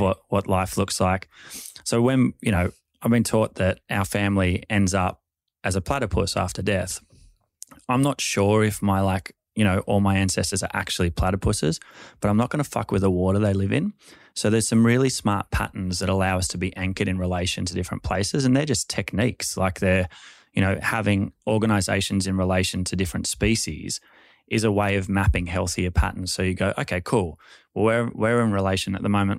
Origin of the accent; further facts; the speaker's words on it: Sydney, New South Wales, Australia; we grew up in Balmain